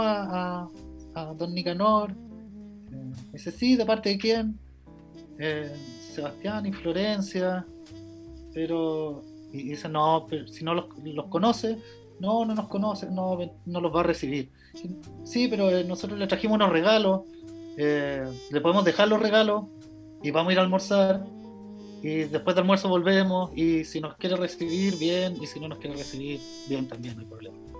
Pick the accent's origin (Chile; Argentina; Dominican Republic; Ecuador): Chile; moved away as an adult; also born or lived in London; vengo de Chile